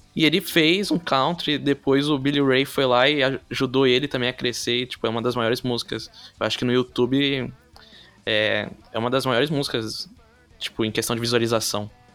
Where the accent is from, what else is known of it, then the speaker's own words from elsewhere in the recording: São Vicente, São Paulo, Brazil; Eu sou de São Vicente, que é uhum. é litoral paulista.